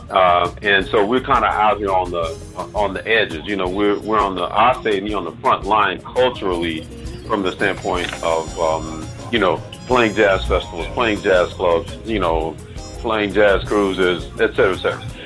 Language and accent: English; Memphis, Tennessee, United States; moved away as an adult; also born or lived in Europe / Los Angeles / Nashville; we grew up together here in Memphis.